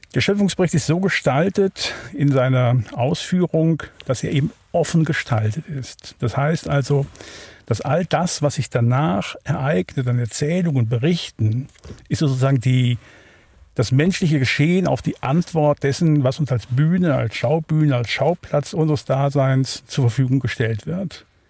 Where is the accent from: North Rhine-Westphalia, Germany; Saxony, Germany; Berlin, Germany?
North Rhine-Westphalia, Germany; Wuppertal; now in Neuhausen, Switzerland; Ich bin äh, geboren in Wuppertal, Barmen, also in Deutschland, aufgewachsen dort